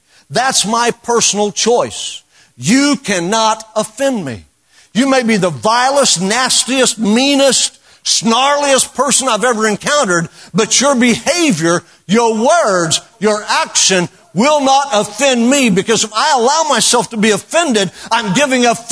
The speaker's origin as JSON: {"language": "English", "region": "Oklahoma", "country": "United States", "said": "I know I'm from Oklahoma"}